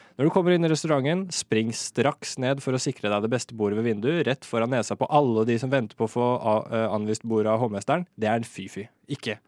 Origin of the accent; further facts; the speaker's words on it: Moss, Østfold, Norway; moved away; also born or lived in Oslo; Jeg bor i Moss. Uh, Flytta til Moss nå i sommer. Det er der jeg er fra, for øvrig